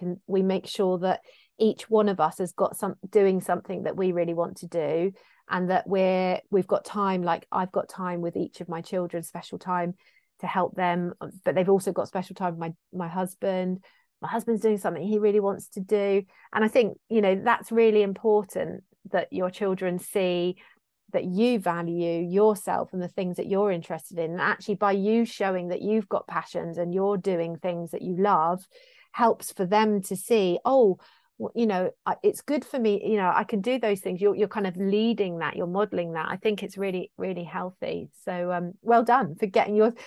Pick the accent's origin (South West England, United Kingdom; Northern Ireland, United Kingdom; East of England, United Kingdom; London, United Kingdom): South West England, United Kingdom; being Cornish too